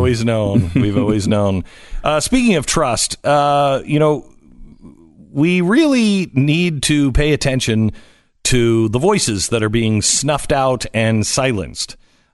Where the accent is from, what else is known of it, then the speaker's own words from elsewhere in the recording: Pacific Northwest, United States; Well, I grew up in the Pacific Northwest where I believe that happened.